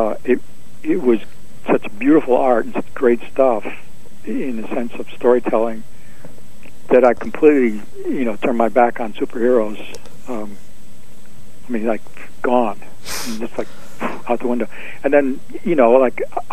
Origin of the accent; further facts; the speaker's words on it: Binghamton, New York, United States; moved away as an adult; also born or lived in Greenwich Village, New York; being away from Binghamton, my hometown, Rod Serling's hometown